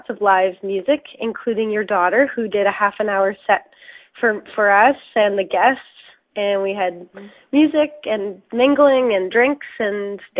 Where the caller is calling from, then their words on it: Cambridge, East of England, United Kingdom; I'm actually calling from the Dunfield Theatre in Cambridge